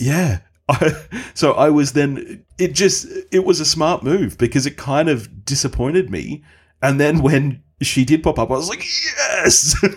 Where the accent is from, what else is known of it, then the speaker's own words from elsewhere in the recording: Australia; as an Aussie